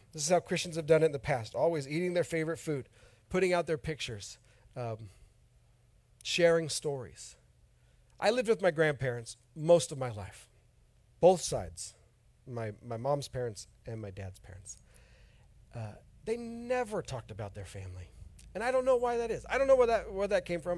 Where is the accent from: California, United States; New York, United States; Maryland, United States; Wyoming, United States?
California, United States; Oroville; moved away; I'm from Northern California too, from a town near Chico